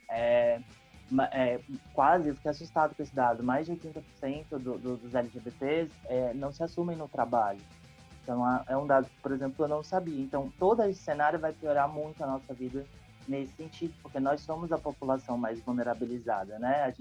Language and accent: Portuguese; Brasília, Federal District, Brazil; born there; now in João Pessoa, Brazil; Eu tô atualmente morando em João Pessoa, na Paraíba. É, sou brasiliense de nascimento, mas já, já rodei